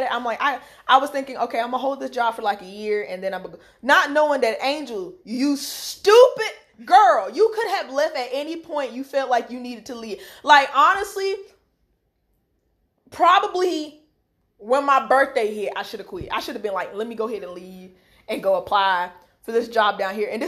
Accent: the Carolinas, United States; the Carolinas. That's that's where we're from. Yep. Um. So yeah, how we speak is especially like I know my accent comes out the most when I get excited, or when I get angry.

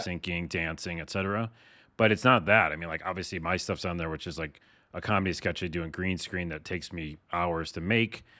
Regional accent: East Coast, United States; I'm from the East Coast

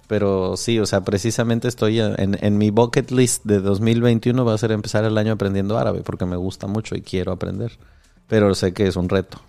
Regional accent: Mexico

